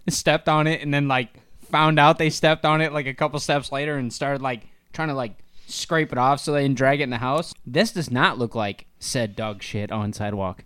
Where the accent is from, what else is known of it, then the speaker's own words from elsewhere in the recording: Northern Ohio, United States; we're from Ohio, Northern Ohio, right? Yeah. That's where we're based